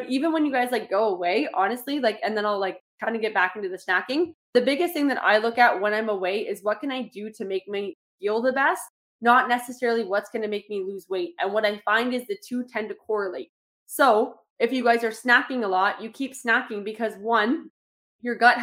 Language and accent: English; Toronto, Ontario, Canada; I grew up in Toronto